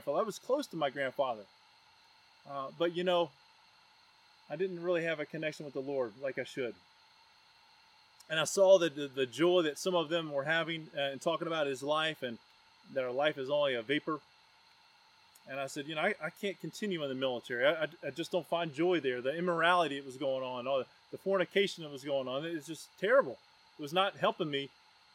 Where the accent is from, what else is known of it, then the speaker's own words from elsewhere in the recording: Roanoke, Virginia, United States; also born or lived in Knoxville, Tennessee; Roanoke, Virginia, my hometown.